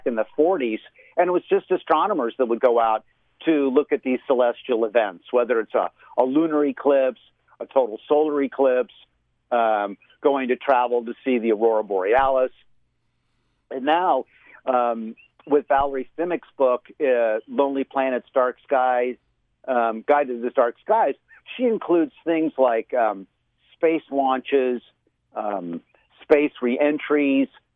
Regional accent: Florida, United States; I remember when I was a kid, living in Florida, growing up in Florida in my early childhood years

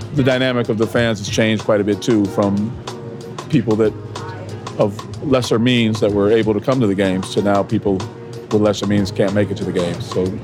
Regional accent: Oakland, California, United States; I'm born and raised in Oakland, so it's very disappointing to know that the Warriors are leaving town

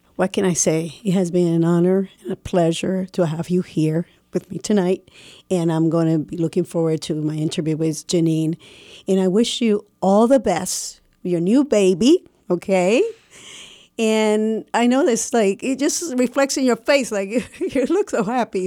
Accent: Puerto Rico; moved away; I'm from Puerto Rico

